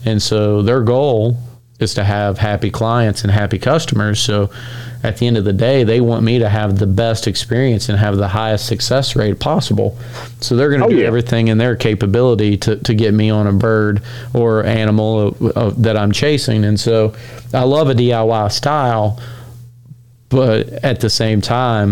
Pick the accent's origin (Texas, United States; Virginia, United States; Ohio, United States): Virginia, United States; growing up in Virginia hunting public land